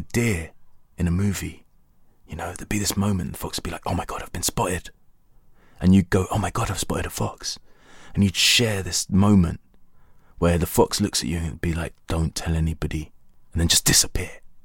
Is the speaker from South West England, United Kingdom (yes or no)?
no; London, United Kingdom; being a Londoner